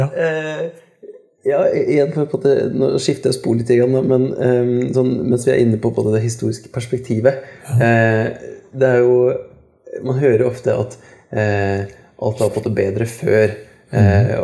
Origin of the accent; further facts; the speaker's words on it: Kongsberg, Buskerud, Norway; moved away; jeg kommer fra Kongsberg sjøl